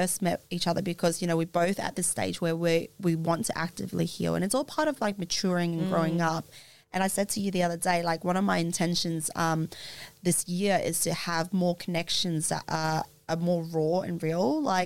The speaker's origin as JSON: {"language": "English", "country": "Australia", "tie": "born or raised there", "said": "growing up in Australia"}